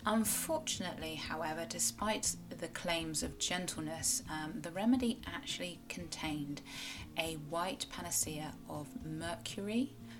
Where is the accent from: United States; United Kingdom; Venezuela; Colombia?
United Kingdom; Cornwall, South West England; I am a Cornish writer and blogger